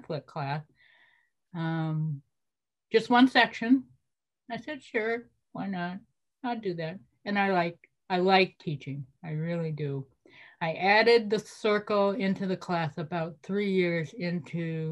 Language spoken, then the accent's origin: English; Champaign, Illinois, United States; moved away as an adult; now in Wisconsin, United States; I was born and raised in Central Illinois, Champaign, Urbana